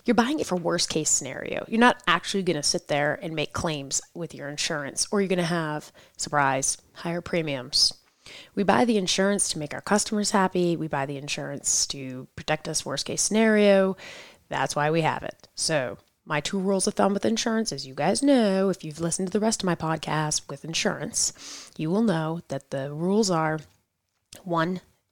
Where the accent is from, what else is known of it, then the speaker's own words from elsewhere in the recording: New York, United States; I am from New York